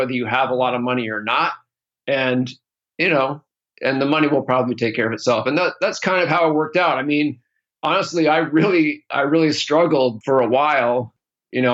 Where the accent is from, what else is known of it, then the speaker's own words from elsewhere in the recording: East Coast, United States; moved away as an adult; now in California, United States; I grew up in the East Coast, but moved to California in 1995, a couple years out of college